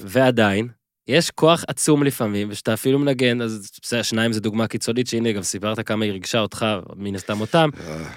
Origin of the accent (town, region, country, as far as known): Israel; born or raised there